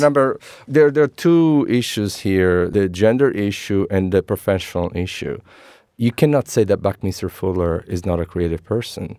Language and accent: English; Messina, Sicily, Italy; English is a second language; moved away as an adult; now in San Francisco Bay Area, United States; I am, uh, Italian born, uh, born and raised in Sicily, Messina.